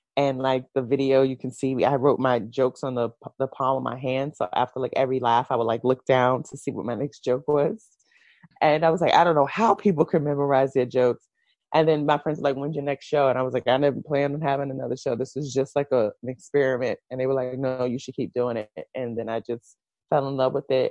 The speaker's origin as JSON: {"language": "English", "town": "New York City", "region": "New York", "country": "United States", "tie": "born or raised there", "said": "I was born in Brooklyn, New York. Mm-hmm. Um, I've lived in New York my entire life"}